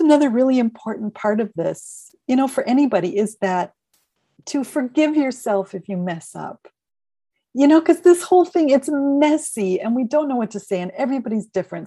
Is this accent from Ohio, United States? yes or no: no; Minneapolis, Minnesota, United States; moved away as an adult; also born or lived in Northern California / Eugene, Oregon; now in Portland, United States; I'm originally from Minneapolis